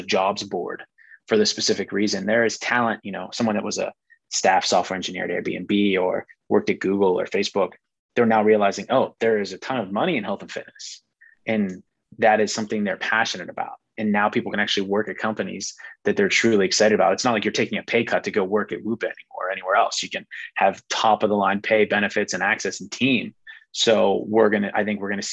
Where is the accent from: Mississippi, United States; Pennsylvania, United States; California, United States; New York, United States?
Pennsylvania, United States; Pittsburgh; So I'm from Pittsburgh, so you have to be a Steelers fan. And one that just kind of sticks out to me as a kid, kind of growing up, we would always watch the Steelers games at my grandma's house.